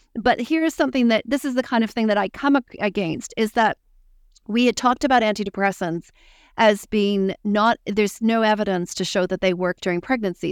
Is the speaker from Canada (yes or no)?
yes; Canada; moved away as an adult; now in New Zealand; I'm Canadian.